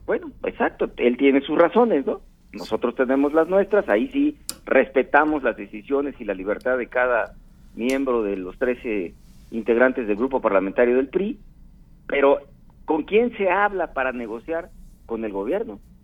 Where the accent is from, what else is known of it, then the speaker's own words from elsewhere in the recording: Guerrero, Mexico; Yo soy de Guerrero